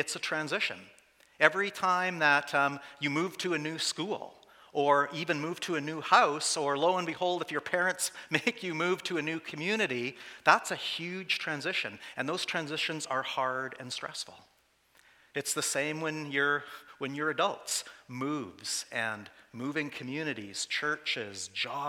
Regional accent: Saskatchewan, Canada; also born or lived in Calgary / Vancouver; I did spend all of my growing up years in 5 small towns.

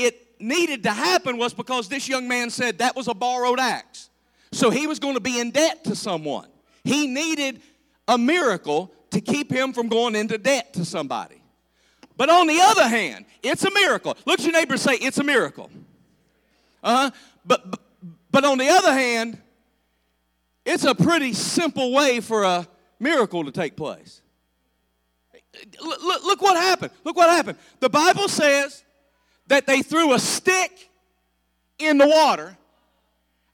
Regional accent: United States; I grew up on the Bluestone River playing in the water.

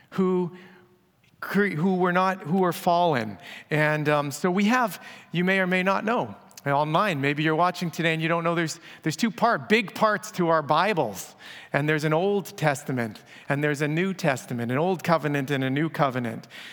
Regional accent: Abbotsford, British Columbia, Canada; my hometown of Abbotsford

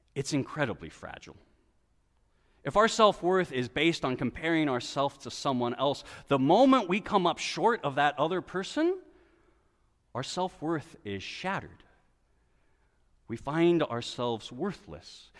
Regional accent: West Coast, United States; moved away as an adult; also born or lived in Brooklyn; I grew up on the West Coast

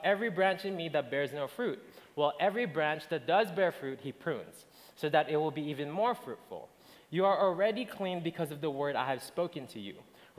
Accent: Philippines; now in Alberta, Canada; I'm originally from the Philippines. I moved here when I was in February 2009

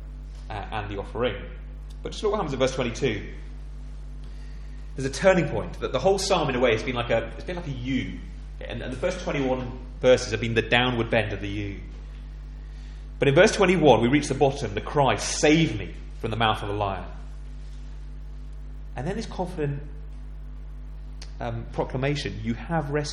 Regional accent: England, United Kingdom; I'm an Englishman

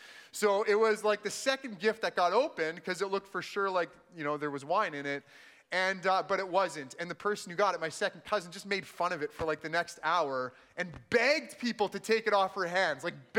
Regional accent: Manitoba, Canada; also born or lived in El Paso, United States; I said I'm from Manitoba. I was actually born in El Paso, Texas. So my parents were from southern Manitoba, but they lived in Texas for a couple of years. I was born there.

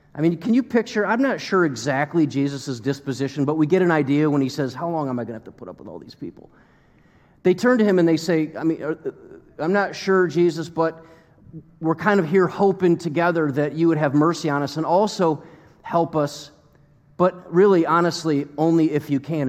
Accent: United States; As American Christians that are pretty comfortable

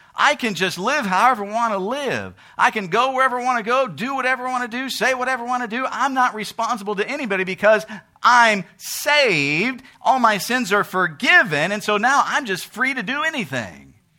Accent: United States; we live in America. We're American citizens.

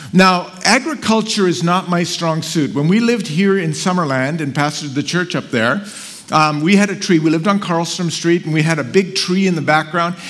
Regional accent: Karachi, Sindh, Pakistan; moved away; So I was born in Karachi, Pakistan. So I'm Pakistani

